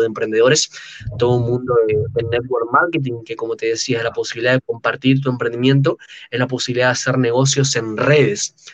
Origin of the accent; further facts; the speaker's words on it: Buenos Aires, Argentina; accent: argento; soy de Buenos Aires, Argentina, tengo 23 años actualmente